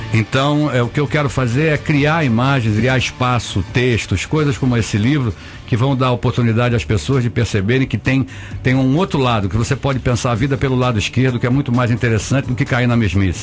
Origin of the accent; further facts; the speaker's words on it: Rio de Janeiro, Brazil; moved away as an adult; now in São Paulo, Brazil; carioca, nasci em Vila Isabel, fui criado